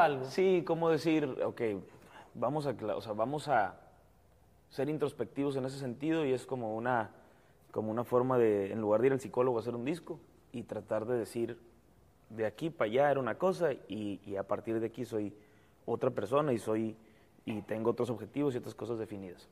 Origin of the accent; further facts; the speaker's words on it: Mexico; nosotros como mexicanos